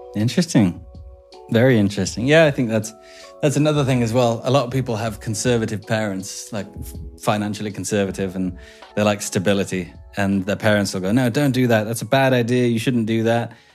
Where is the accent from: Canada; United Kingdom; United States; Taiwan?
United Kingdom; England; I'm English